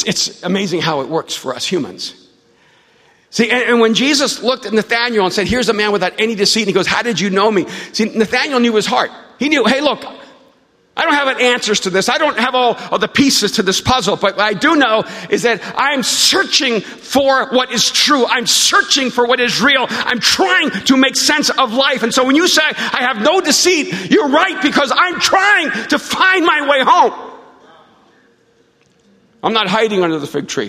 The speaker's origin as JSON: {"language": "English", "country": "El Salvador", "said": "I'm from El Salvador"}